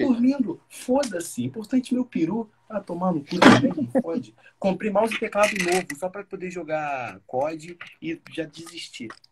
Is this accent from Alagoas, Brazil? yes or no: no; São Gonçalo, Rio de Janeiro, Brazil; Sou de São Gonçalo